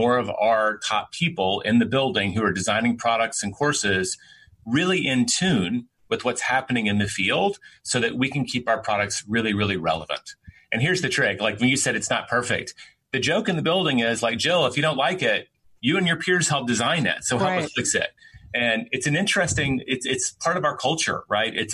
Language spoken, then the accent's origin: English; Memphis, Tennessee, United States; moved away; I own part of a franchise in my hometown of Memphis